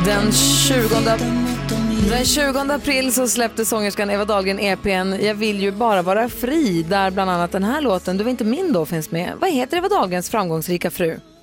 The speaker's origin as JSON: {"language": "Swedish", "town": "Luleå", "region": "Norrbotten County", "country": "Sweden", "tie": "born or raised there", "said": "I Luleå där jag är uppvuxen"}